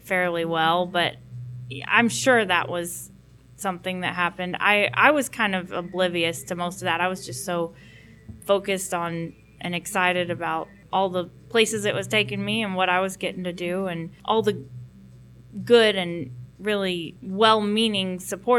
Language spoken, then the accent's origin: English; McKinney, Texas, United States; also born or lived in Burleson, Texas; I grew up in McKinney, Texas. I'm still in that general area, Burleson, near Fort Worth.